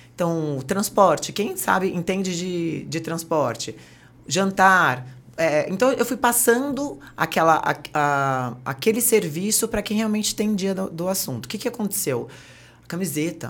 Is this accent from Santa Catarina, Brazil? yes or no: no; Santos, São Paulo, Brazil; moved away as an adult; now in São Paulo, Brazil; Sou Santista Caissara de Santos.